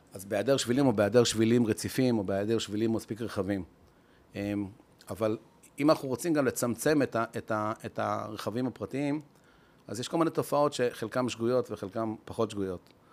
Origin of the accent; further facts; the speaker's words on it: Israel; אנחנו ישראלים, עם התכונות המיוחדות שלנו